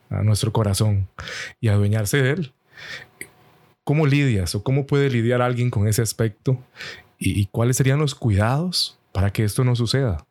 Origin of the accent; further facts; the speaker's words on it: Costa Rica; aquí decimos en Costa Rica, pulseando